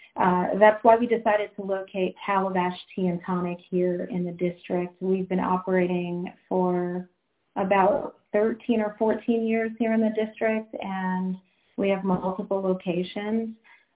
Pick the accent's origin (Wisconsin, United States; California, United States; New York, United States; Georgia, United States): New York, United States; also born or lived in Jamaica; now in Washington, D.C., United States; I'm originally a New Yorker. I've been here for a long time now